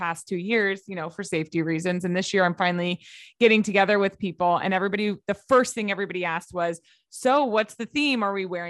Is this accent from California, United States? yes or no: yes; Los Angeles, California, United States; I ended up staying in LA my whole life